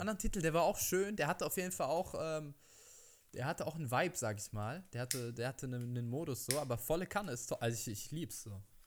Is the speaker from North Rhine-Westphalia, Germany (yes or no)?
no; Berlin, Germany; ich komme aus Berlin und das ist meine Stadt